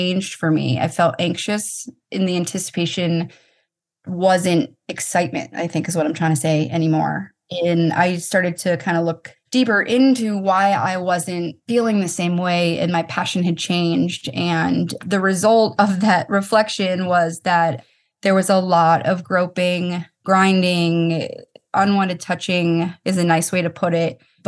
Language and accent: English; Boston, Massachusetts, United States; I was on the field. I'm from Boston. That was really super special too.